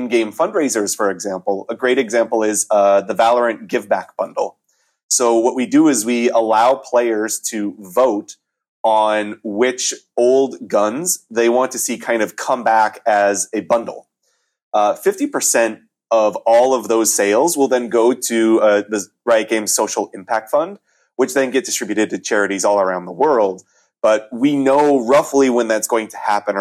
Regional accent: Montana, United States; moved away; my home state of Montana

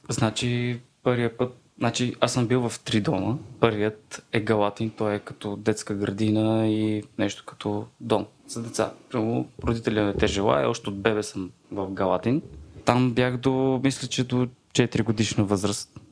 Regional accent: Vratsa, Vratsa Province, Bulgaria; съм от Враца

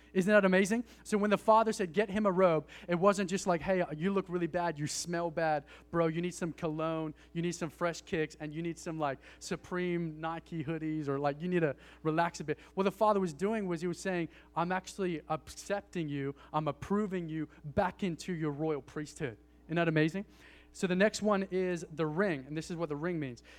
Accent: Australia; I'm from Australia

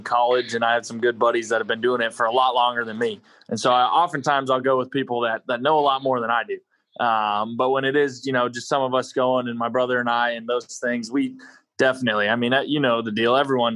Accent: North Dakota, United States; moved away as an adult; I grew up in North Dakota

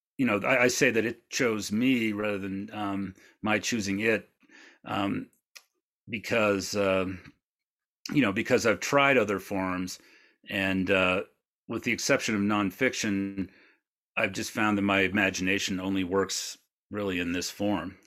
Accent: Maine, United States; I grew up in Maine in a, in a small town

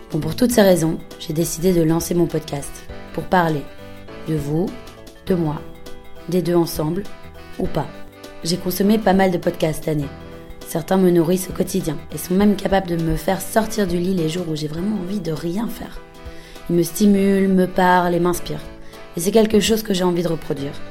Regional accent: Belgium; now in Berlin, Germany; J'ai 26 ans, je suis belge et j'habite à Berlin.

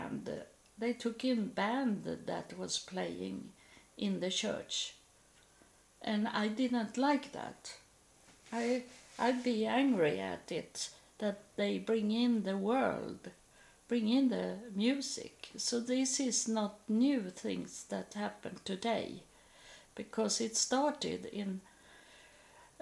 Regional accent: Sweden; English is a second language

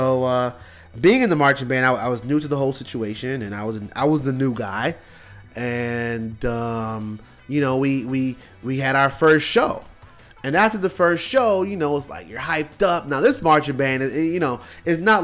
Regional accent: New York City, New York, United States; moved away; growing up in New York, you know, we couldn't go outside and play. Like, in Brooklyn

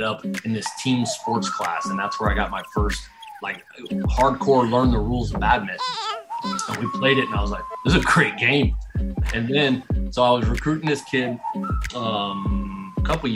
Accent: United States; I'm American

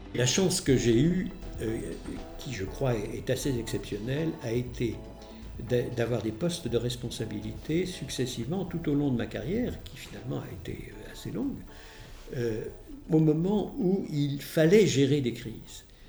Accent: Paris, Île-de-France, France; also born or lived in Lyon; je suis né en 1942 à Lyon, dans le 4e arrondissement. Euh, j'ai euh, fait des études essentiellement à Paris, au lycée Condorcet et à l'école Fénelon

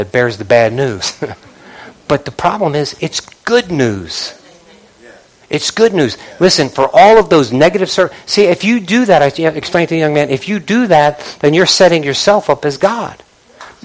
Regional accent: Northeast, United States; I'm from the Northeast

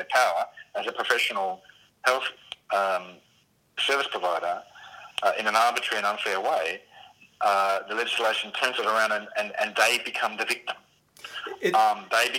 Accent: Tasmania, Australia; in my home state of Tasmania

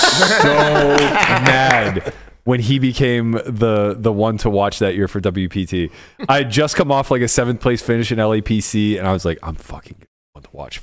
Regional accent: Pittsburgh, Pennsylvania, United States; it's my hometown.

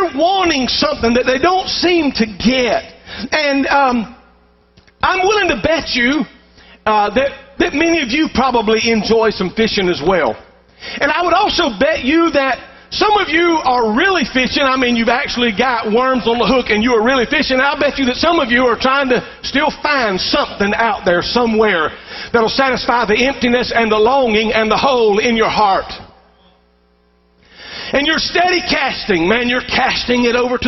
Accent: Columbus, Georgia, United States; I grew up in Columbus, Georgia, right on the bank there of the Chattahoochee River

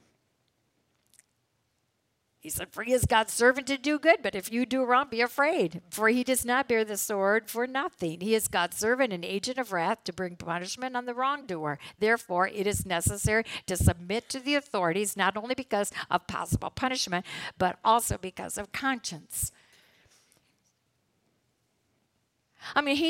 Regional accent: United States; As American citizens

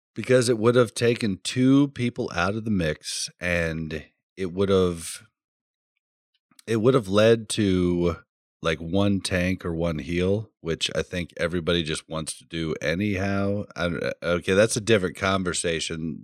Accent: Kansas City, Missouri, United States; I come from Kansas City

